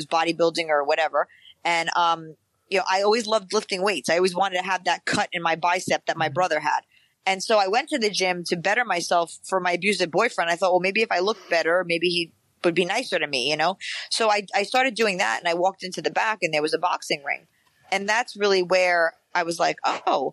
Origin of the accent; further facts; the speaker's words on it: New York City, New York, United States; growing up in the Bronx